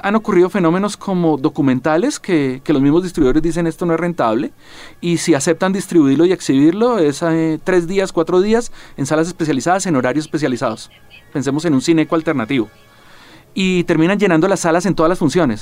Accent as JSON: {"language": "Spanish", "country": "Colombia", "said": "como colombiano"}